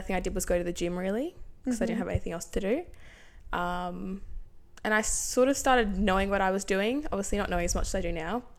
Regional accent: Port Lincoln, South Australia, Australia; moved away as an adult; now in Adelaide, Australia; when I moved to Adelaide in 2019, I didn't know many people here because everyone was still back in my hometown. Yeah, back in Lincoln.

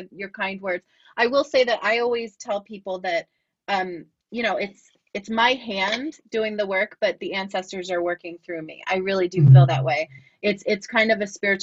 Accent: United States; as an American

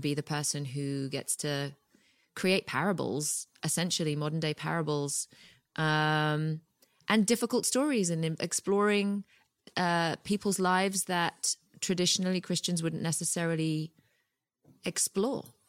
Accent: United Kingdom; moved away as an adult; now in Los Angeles, United States

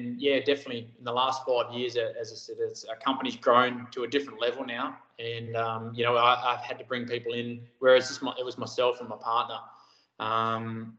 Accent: Busselton, Western Australia, Australia; also born or lived in Harvey / Port Hedland / Nangeenan; I grew up in Busselton. Born down there and did my school life down there.

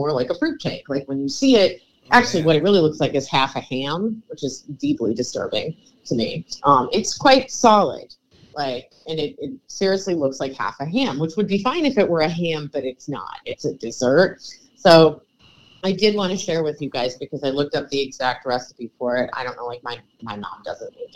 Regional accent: Cleveland, Ohio, United States; moved away; I'm from Cleveland. We don't really identify as being from Ohio

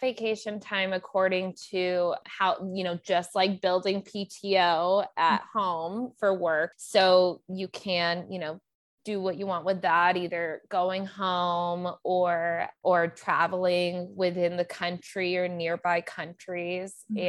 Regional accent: United States; I'm American, so I know, you know, I have a lot of useful skills and I know better because look at our country.

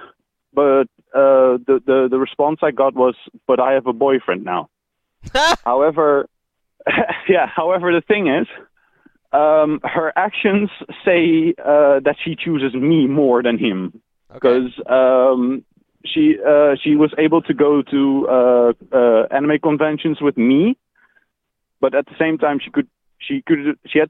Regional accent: Netherlands; I'm from the Netherlands

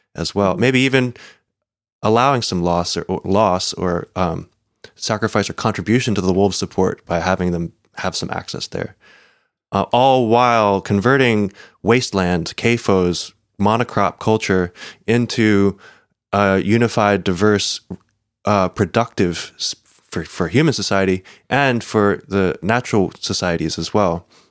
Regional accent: United States; as an American

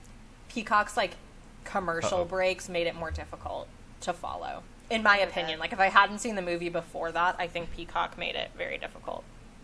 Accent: Northeast, United States; I grew up in the Northeast where every house had been built since like the 1800s and like there is no new construction.

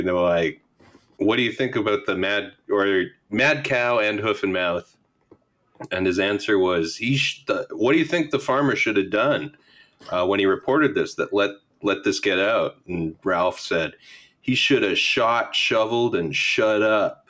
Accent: Alberta, Canada; I'm from Alberta, Canada, originally

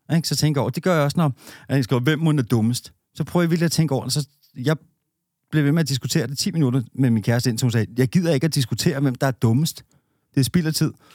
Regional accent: Denmark; som danskere

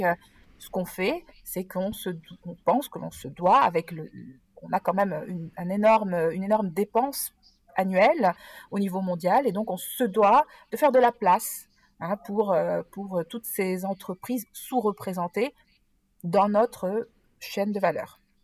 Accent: Nice, Provence-Alpes-Côte d'Azur, France; moved away as an adult; also born or lived in Geneva region, Switzerland; now in Geneva, Switzerland; je viens du sud de la France et précisément de Nice. mais depuis une vingtaine d'années, depuis mon embauche en fait au siège européen de Procter Gamble, je me suis expatriée en Suisse et dans la région genevoise

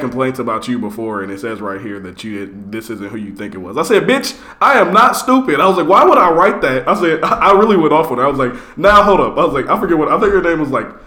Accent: Fort Wayne, Indiana, United States; born or raised there; now in Indianapolis, United States

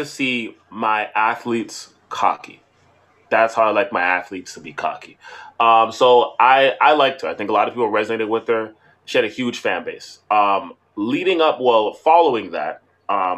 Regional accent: Canada; Being a Canadian

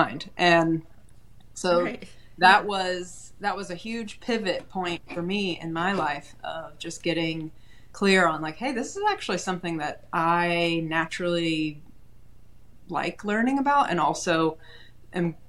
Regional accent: Chattanooga, Tennessee, United States; now in Nashville, United States; I am a Tennessee native. I grew up in Chattanooga, now live in Nashville.

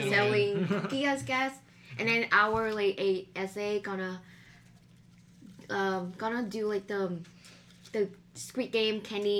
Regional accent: Vietnam; English is a second language; now in United States; I was born and raised in Vietnam, but both my parents are Chinese. So I like Chinese and Chinese Vietnamese.

